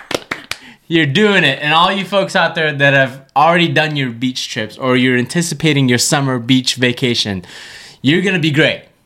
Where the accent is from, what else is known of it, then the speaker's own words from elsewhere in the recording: Malaysia; moved away; Malaysia specifically, in my hometown, small town, not the main city